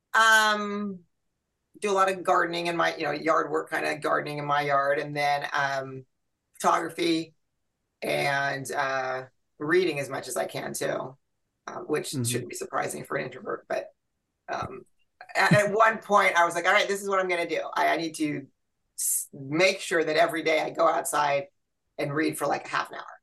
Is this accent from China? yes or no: no; Santa Cruz, California, United States; moved away as an adult; also born or lived in Fairfield, California; now in Rocklin, United States; I grew up in Santa Cruz